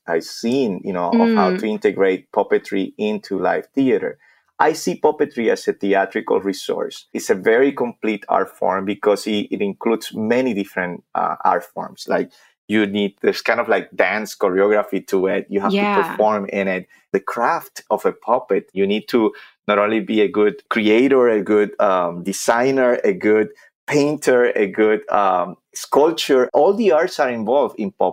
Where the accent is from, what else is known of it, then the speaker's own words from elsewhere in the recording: Vega Baja, Puerto Rico; English is a second language; moved away as an adult; When I was in third grade back in my homeland, Vega Baja, Puerto Rico, my hometown